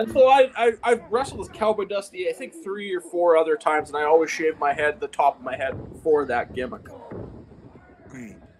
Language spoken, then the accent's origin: English; Eston, Saskatchewan, Canada; I'm from Eston, Saskatchewan